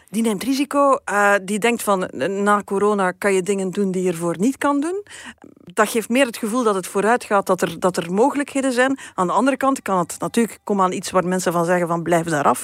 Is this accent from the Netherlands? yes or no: no; Beernem, Flanders, Belgium; moved away; uit de buurt van waar ik kom. Hè. Dat is eh, kanten van Beernem